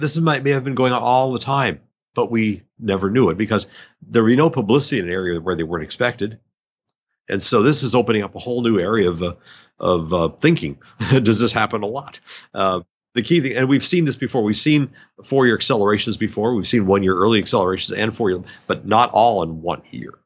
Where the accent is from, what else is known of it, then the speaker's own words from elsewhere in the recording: North Dakota, United States; moved away; I'm from North Dakota